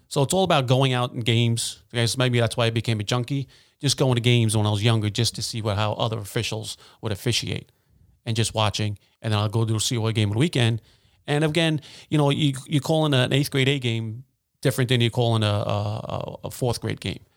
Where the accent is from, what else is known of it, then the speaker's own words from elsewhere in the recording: United States; I grew up in Wilson Park